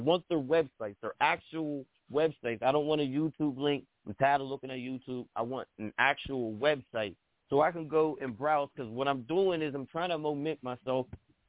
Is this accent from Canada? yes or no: no; East Coast, United States; I'm from the East Coast, and every time I hear, you know, a West Coast artist, I'm throwing up the dubs.